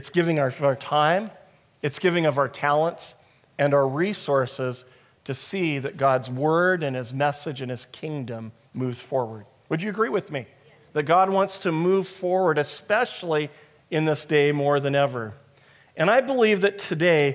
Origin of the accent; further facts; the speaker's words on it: United States; moved away; I'm from America